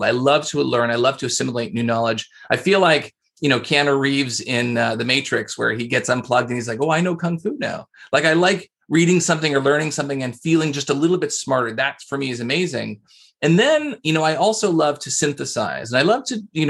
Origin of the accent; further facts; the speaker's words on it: Canada; I'm Canadian, so I say process